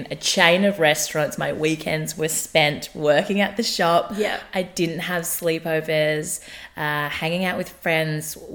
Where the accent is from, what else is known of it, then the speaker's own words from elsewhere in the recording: Newcastle, New South Wales, Australia; Newcastle is small town mentality. I grew up in Newcastle for 17 years. So I moved out of wow. home when I was 17. Mm. I was born in Newcastle.